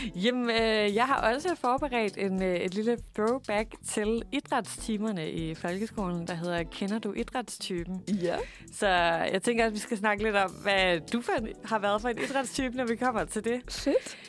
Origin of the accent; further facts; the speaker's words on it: Svendborg, Southern Denmark, Denmark; jeg er selv fra Svendborg